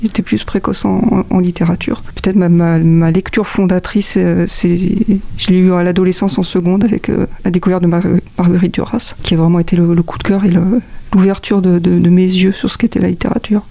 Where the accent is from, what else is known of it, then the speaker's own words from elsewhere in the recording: Montargis, Centre-Val de Loire, France; je suis né à Montargis, dans le, dans le centre de, de la France.